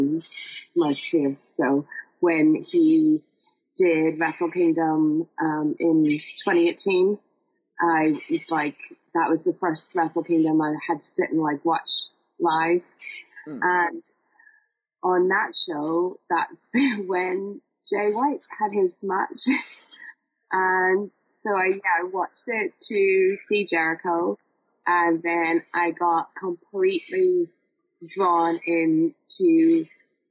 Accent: Ireland; being an Irish person that supports all other Irish people

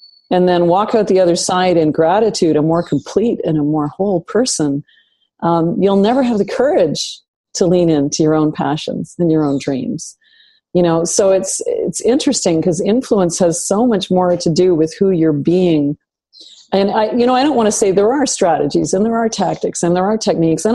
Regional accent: Northern Canada, Canada; I grew up in Northern Canada

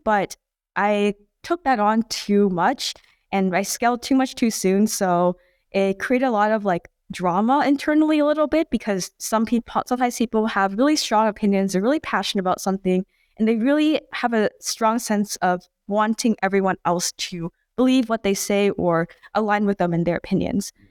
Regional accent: Bay Area, California, United States; growing up in the Bay Area

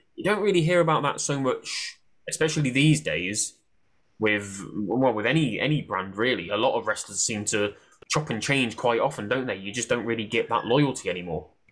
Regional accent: Coventry, West Midlands, United Kingdom; I'm from Coventry, just just by Birmingham in the Midlands

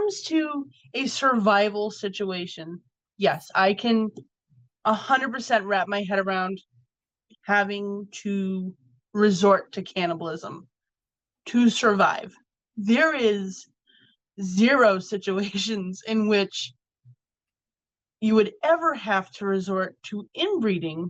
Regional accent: Massachusetts, United States; my home state.

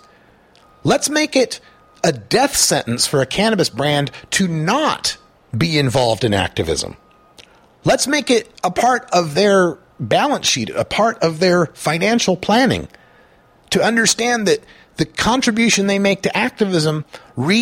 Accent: Portland, Oregon, United States; I'm from Portland, Oregon

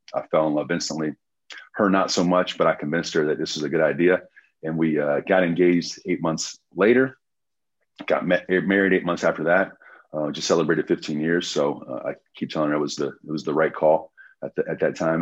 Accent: United States; we're American.

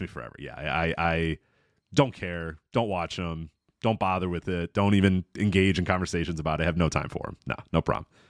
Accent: Chicago, Illinois, United States; my hometown team was, you know, the Chicago Bulls

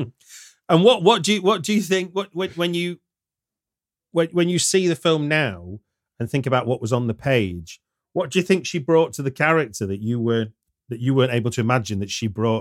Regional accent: United Kingdom; as a Brit

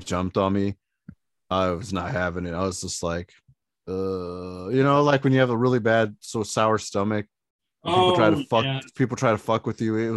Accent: Indiana, United States; we're not from Michigan, we're Indiana

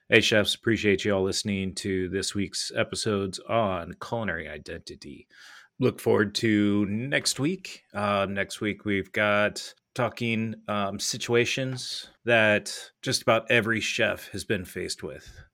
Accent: California, United States; moved away; growing up in California

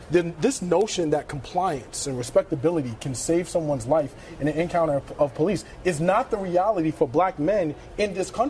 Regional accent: United States; Now, I'm an American.

